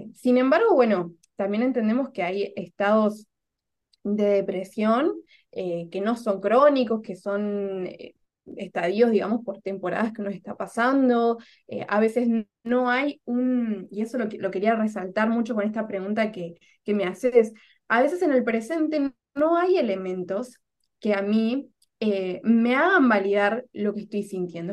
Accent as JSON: {"language": "Spanish", "country": "Argentina", "also_born_or_lived": "Córdoba, Argentina", "moved": "as an adult", "lives_now": "Lima, Peru", "said": "soy argentina"}